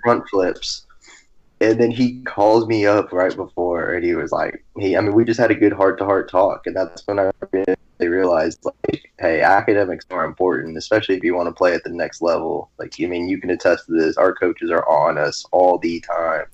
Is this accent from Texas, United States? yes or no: yes; Garland, Texas, United States; I'm from Garland, Texas.